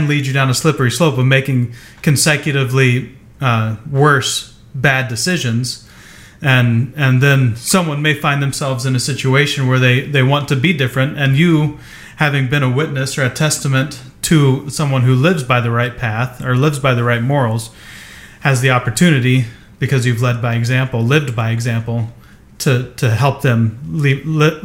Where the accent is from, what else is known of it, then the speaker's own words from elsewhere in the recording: southeast Ohio, United States; now in West Coast, United States; I grew up in the Midwest, central, you know, southeast Ohio